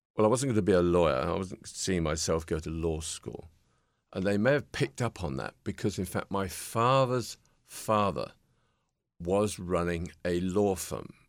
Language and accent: English; Peterborough, East of England, United Kingdom; standing in my front window in my hometown in Peterborough, England